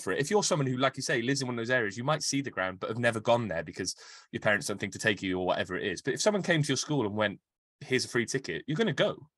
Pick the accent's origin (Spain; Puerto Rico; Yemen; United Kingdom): United Kingdom; Cardiff, Wales; I, I grew up in Canton.